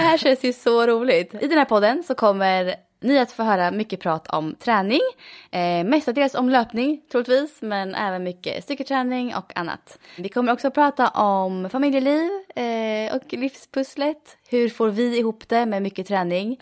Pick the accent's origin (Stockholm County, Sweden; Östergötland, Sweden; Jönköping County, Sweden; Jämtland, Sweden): Östergötland, Sweden; Motala; Jag eh, bor i Motala där jag är född och uppvuxen